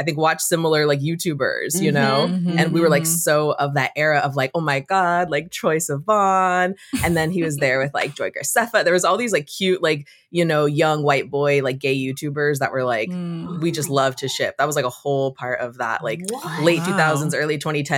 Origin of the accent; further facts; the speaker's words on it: California, United States; I'm from California. I'm second generation Cuban American.